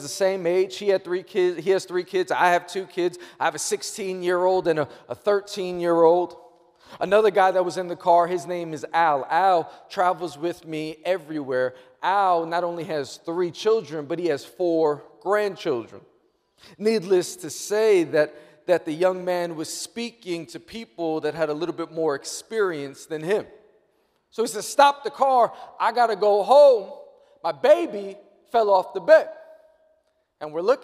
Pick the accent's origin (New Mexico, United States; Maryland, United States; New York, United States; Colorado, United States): New York, United States; I'm born and raised in New York